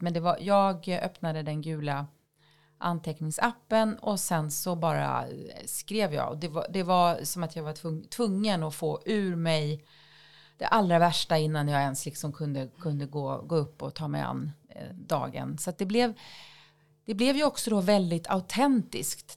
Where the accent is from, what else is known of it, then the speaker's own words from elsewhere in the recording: countryside outside Jämjö/Växjö area, Småland, Kronoberg County, Sweden; Jag eh, växte upp på landet utanför Jämla, en liten ja, håla ska man väl inte säga